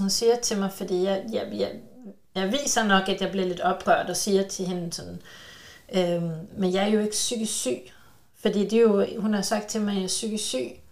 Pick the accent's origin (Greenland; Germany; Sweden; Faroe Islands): Sweden; jeg er både svensker